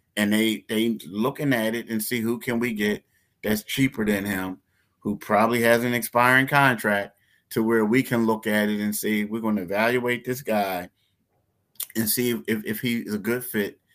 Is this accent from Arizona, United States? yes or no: no; Philadelphia, Pennsylvania, United States; I'm from Philly. Philly ain't the toughest place in the world. Like, I grew up in Frankfurt all the whole time